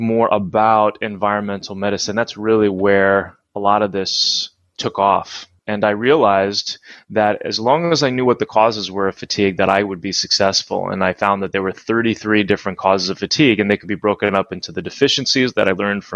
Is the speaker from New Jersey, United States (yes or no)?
yes; New Jersey, United States; I grew up in New Jersey